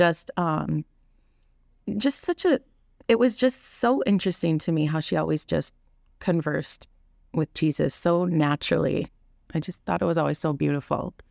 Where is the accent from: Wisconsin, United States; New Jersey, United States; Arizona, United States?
Wisconsin, United States; Kaukauna; now in Grafton, United States; I grew up in Kakana